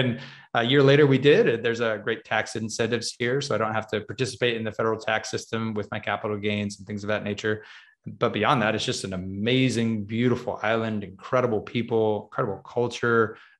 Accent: California, United States; Yeah, I grew up actually in Southern California. That's where I met my wife.

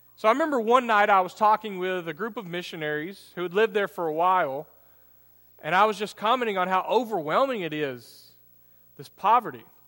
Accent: United States; American Christians

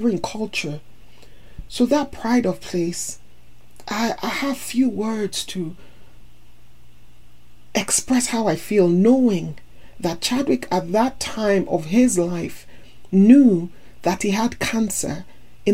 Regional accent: Nigeria; also born or lived in United States; As Nigerian and American

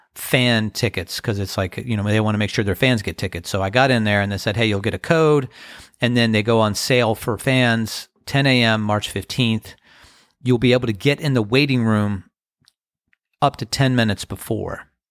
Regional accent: Crofton, Maryland, United States; when I was a, a teenager growing up in Crofton, Maryland

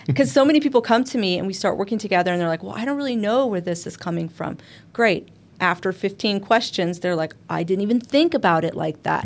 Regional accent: Arizona, United States; We're from Arizona

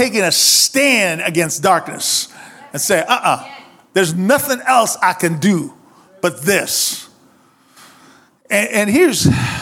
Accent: Cuba; moved away; I grew up in Cuba.

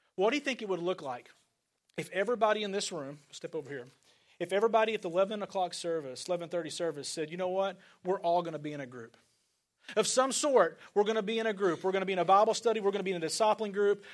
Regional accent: Northeast Arkansas, United States; also born or lived in Fort Lauderdale, Florida; now in Kansas City, United States; I grew up in Northeast Arkansas

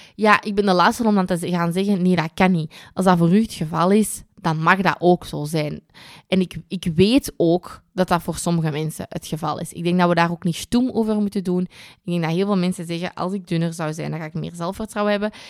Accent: Kempen, Flanders, Belgium; bij ons in de Kempen

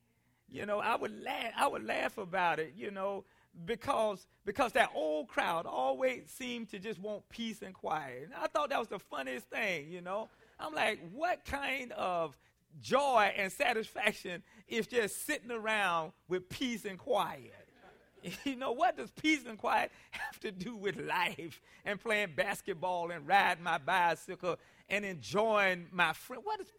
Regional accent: South Carolina, United States; Now, as a boy growing up in South Carolina, I often heard the older people in our community and even our family members say things to us

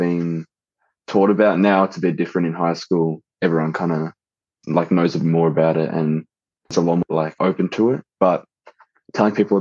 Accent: Melbourne, Victoria, Australia; also born or lived in Ohio, United States; I was born in Ohio, and then we stayed there for a couple months, and now we went straight back to Australia, and I've been living in Melbourne ever since.

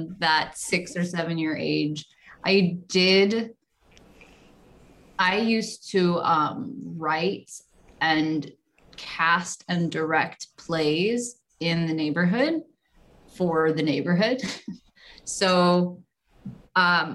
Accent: St. Louis, Missouri, United States; St. Louis, which is my hometown

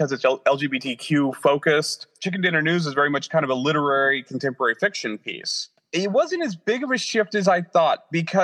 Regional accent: the Ozarks, United States; moved away as an adult; also born or lived in Phoenix, Arizona; now in Washington, D.C. area, United States; growing up in the Ozarks and moving to Phoenix was a big change, and leaving Phoenix and coming to the Washington, D.C. area was also a big change.

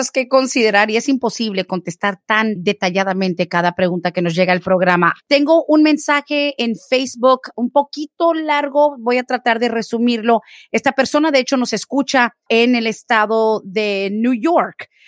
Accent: Guatemala; Yo soy de Guatemala, entré indocumentada

